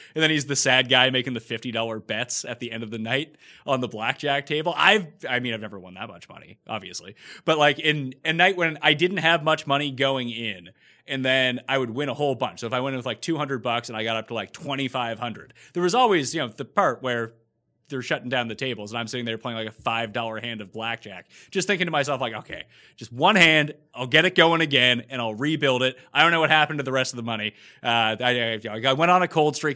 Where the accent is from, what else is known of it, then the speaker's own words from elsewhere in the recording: Canada; also born or lived in Toronto; I'm Canadian. I live in Toronto.